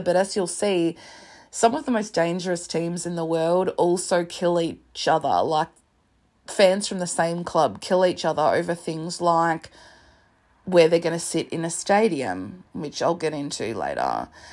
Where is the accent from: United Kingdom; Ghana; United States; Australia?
Australia; I'm Australian